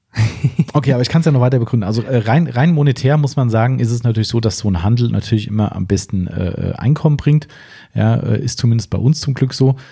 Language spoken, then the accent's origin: German; Waldems, Hesse, Germany; wir kommen aus Waldems, 1100 Einwohner aus meinem aus Heimatort.